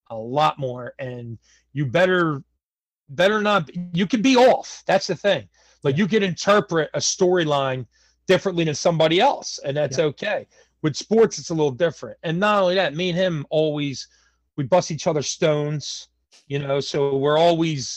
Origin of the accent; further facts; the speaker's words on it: Philadelphia, Pennsylvania, United States; I'm from Philadelphia, Pennsylvania, born and raised in South Philadelphia